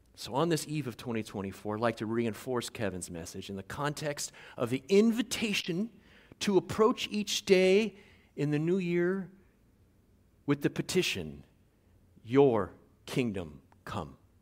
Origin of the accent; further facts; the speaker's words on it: Guam; moved away as an adult; now in Tangier, Morocco; I'm from Guam originally, uh, raised by a Chamorro stepfather